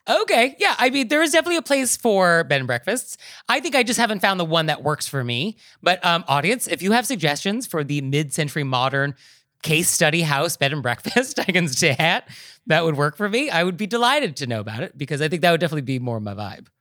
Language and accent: English; New York, United States; as a New Yorker